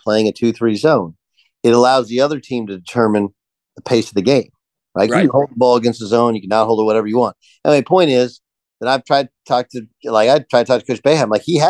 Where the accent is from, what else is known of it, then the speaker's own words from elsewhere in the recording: Texas, United States; You know, I grew up in Texas. They didn't recruit me.